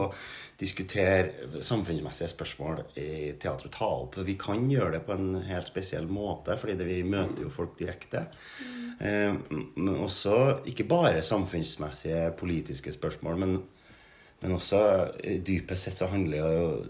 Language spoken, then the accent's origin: Norwegian; Steinkjer, Trøndelag, Norway; moved away; Jeg er fra Steinkjer, egentlig